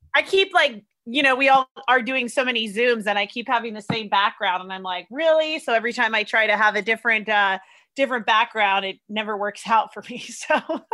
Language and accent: English; San Diego, California, United States; moved away; also born or lived in Sydney, Australia; I'm from San Diego